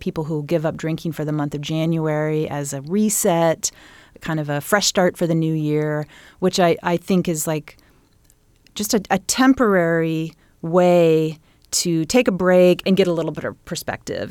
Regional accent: Bloomington, Indiana, United States; growing up in Bloomington, in that time period

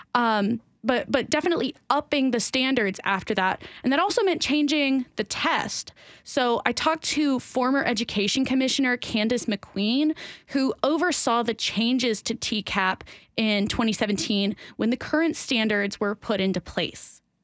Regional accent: Tennessee, United States; I've been born and raised in Tennessee

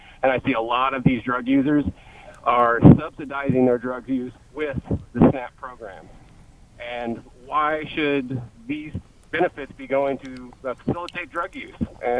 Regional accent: Indiana, United States; I'm from Indiana, just like the gentleman before. And I live in a highly drug-ridden area.

